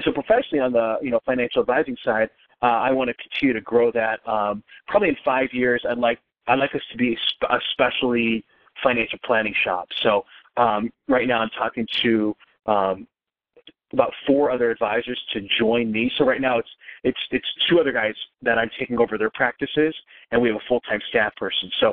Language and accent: English; Wisconsin, United States